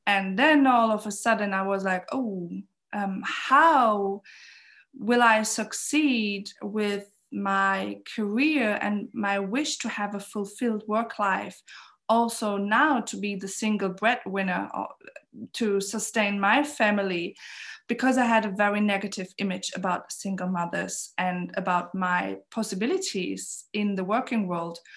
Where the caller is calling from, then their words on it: Berlin, Germany; I'm calling in from Berlin